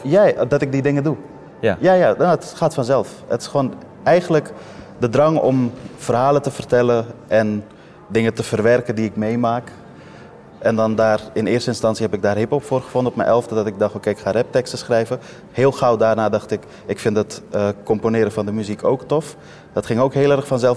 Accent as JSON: {"language": "Dutch", "town": "Amsterdam", "region": "North Holland", "country": "Netherlands", "tie": "born or raised there", "also_born_or_lived": "Afghanistan", "said": "ik ben geboren in Afghanistan. Maar als je me vraagt waar ik vandaan kom, zeg ik Amsterdam Noord. Eh, ik ben hier opgegroeid"}